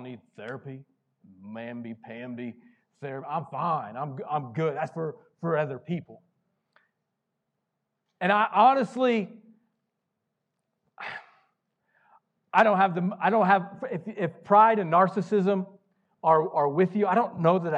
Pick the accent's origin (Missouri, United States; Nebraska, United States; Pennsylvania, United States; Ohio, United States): Missouri, United States; the small town I grew up in Missouri